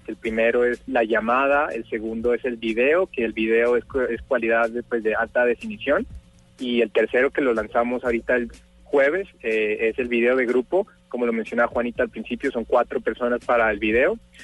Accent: Pasto, Nariño, Colombia; soy de Pasto, vengo de un colegio muy normal

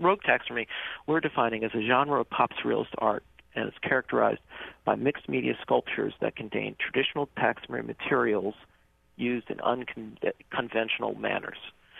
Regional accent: Maryland, United States; moved away; also born or lived in Minnesota; I grew up in Maryland

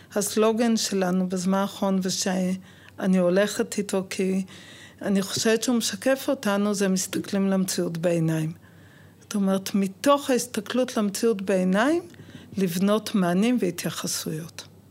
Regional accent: Jerusalem, Jerusalem District, Israel; now in Lod, Israel; בוגרת גאה של התיכון על יד האוניברסיטה בירושלים

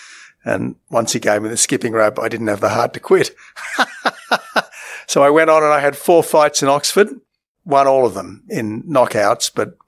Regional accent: Australia; also born or lived in England; I was born in England. My sister was born in England. Family came back to Australia and lived happily ever after.

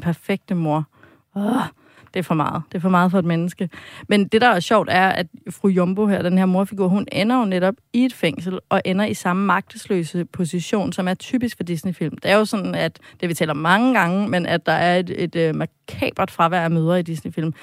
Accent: Denmark; som dansker

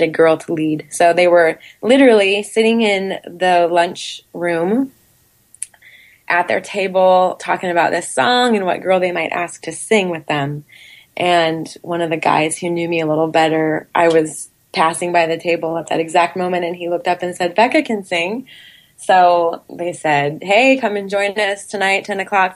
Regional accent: California, United States; moved away as an adult; also born or lived in Minnesota; I'm from California, so 2,000 miles away

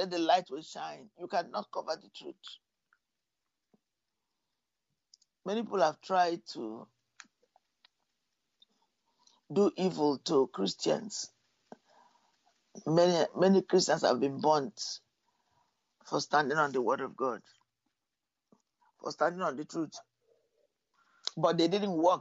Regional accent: Nigeria; I was born in Nigeria

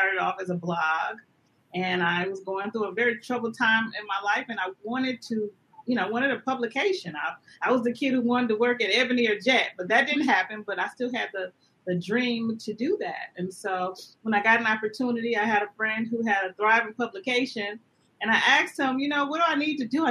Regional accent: Flint, Michigan, United States; now in Los Angeles, United States; I am originally from Flint, Michigan

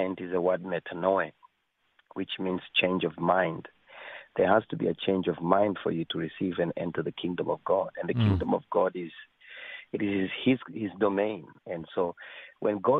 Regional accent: Kenya; moved away; also born or lived in Africa; I was born in Kenya.

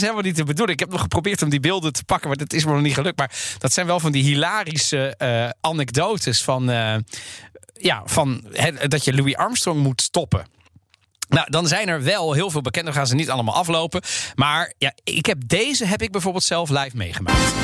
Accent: The Hague, South Holland, Netherlands; Ik ben opgegroeid in Den Haag.

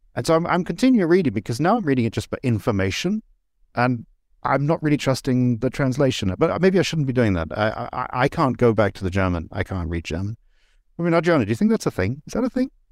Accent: England, United Kingdom; moved away as an adult; I grew up in England, but I, I left in nineteen ninety

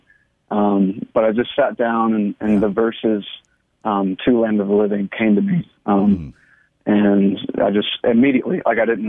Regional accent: Texarkana, Texas, United States; moved away as an adult; now in Dallas, United States; I moved here to Dallas from Texarkana, Texas, my hometown

